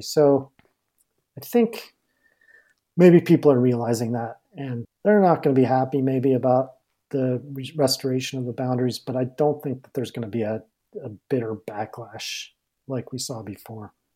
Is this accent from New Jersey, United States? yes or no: no; Durango, Colorado, United States; I'm from Durango